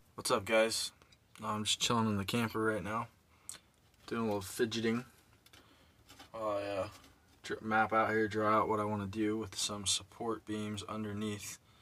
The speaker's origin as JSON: {"language": "English", "town": "Nipomo", "region": "California", "country": "United States", "tie": "born or raised there"}